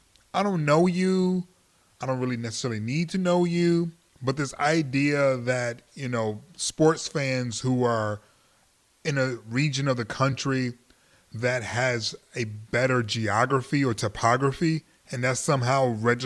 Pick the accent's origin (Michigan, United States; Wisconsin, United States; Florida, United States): Michigan, United States; Detroit; now in Los Angeles, United States; I'm from Detroit.